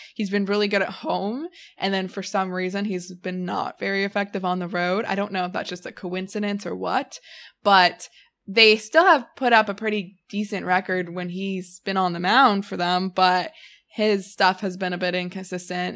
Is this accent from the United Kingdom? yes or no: no; Canada; I'm a Canadian citizen